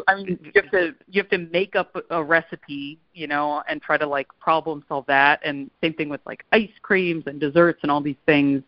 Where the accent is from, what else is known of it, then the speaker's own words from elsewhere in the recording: Pittsburgh, Pennsylvania, United States; growing up in Pittsburgh